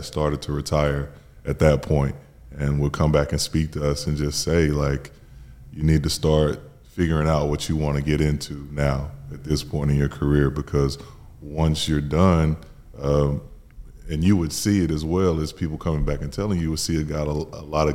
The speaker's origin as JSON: {"language": "English", "area": "Gwinnett, north side of Atlanta", "region": "Georgia", "country": "United States", "tie": "born or raised there", "also_born_or_lived": "Birmingham / Suwanee, Georgia", "moved": "as an adult", "said": "I grew up in Gwinnett. It's on the north side of Atlanta."}